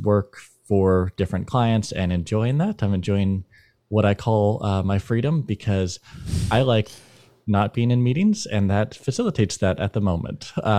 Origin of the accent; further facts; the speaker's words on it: Idaho, United States; from Idaho